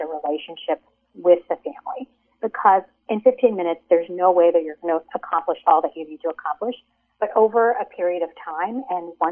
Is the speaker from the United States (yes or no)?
yes; United States; my parents were immigrants. They came from India. And so even though I was raised in America